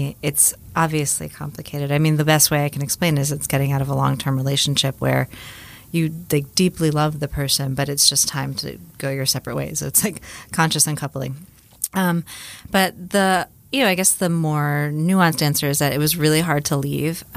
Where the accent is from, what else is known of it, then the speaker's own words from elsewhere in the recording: Miami, Florida, United States; moved away; I grew up in Miami, Florida